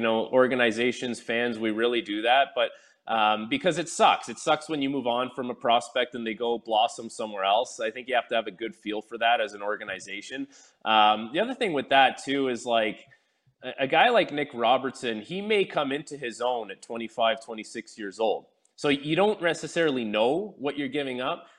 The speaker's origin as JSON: {"language": "English", "country": "Canada", "tie": "born or raised there", "said": "I'm born in Canada. I'm Canadian"}